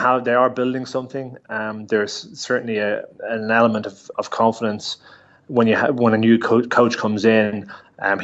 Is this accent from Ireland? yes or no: yes; Ireland; as Irish players